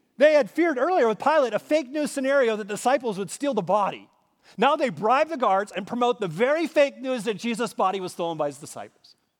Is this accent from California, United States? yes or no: no; Minnesota, United States; moved away; As a boy growing up in Minnesota